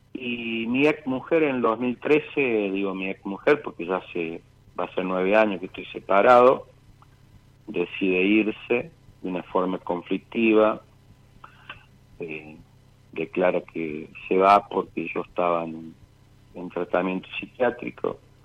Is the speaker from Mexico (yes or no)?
no; Villa Mercedes, San Luis, Argentina; also born or lived in Buenos Aires; siempre fuimos de Villa Mercedes.